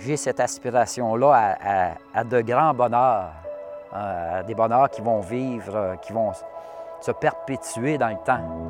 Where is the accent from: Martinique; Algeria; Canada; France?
Canada; Saint-Jules-de-Beauce, Quebec; je suis de Saint-Jules-de-Beauce